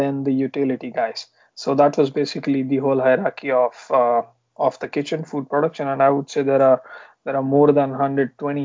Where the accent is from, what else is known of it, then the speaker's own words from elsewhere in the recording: Pune, Maharashtra, India; moved away as an adult; also born or lived in London; I'm basically from Pune, which is close to Mumbai in India.